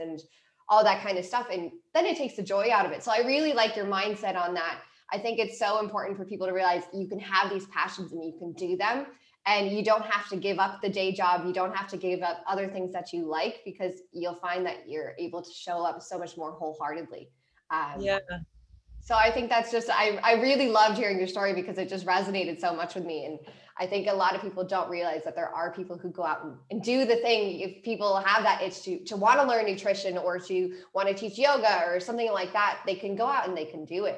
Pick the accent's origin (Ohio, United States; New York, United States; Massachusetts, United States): Ohio, United States; Cleveland; moved away as an adult; also born or lived in San Diego, California; I am from Cleveland, Ohio, and after I graduated from my undergrad, I decided to move to California.